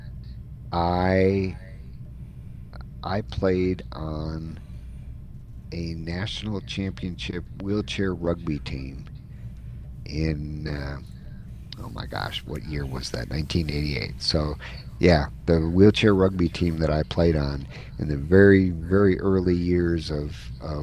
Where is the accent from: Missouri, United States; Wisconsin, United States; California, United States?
Wisconsin, United States; moved away as an adult; also born or lived in Dallas, Texas; now in Phoenix, United States; I was born and raised up in Wisconsin, where the Green Bay Packers are the team of choice